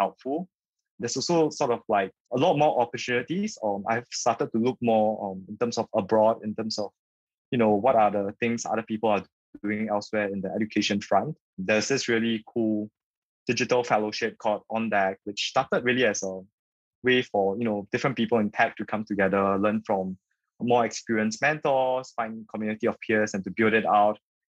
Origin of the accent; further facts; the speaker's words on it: Singapore; born and raised in Singapore